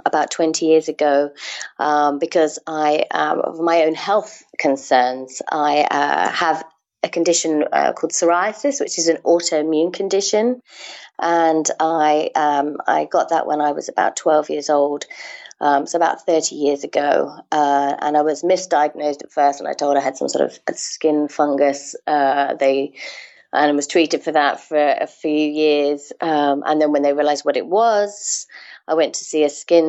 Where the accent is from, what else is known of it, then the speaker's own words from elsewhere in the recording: England, United Kingdom; moved away as an adult; now in Amsterdam, Netherlands; I'm originally from England, but I've been living in Amsterdam now with my Dutch husband for the last 9 years